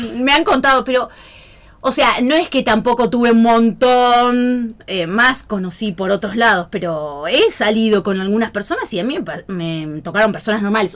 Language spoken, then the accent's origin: Spanish; Pergamino, Buenos Aires Province, Argentina; soy de Pergamino.